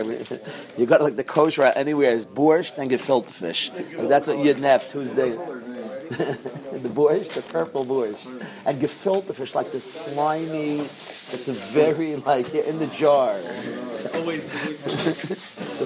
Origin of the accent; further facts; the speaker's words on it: New York, United States; When I was growing up, I grew up in New York.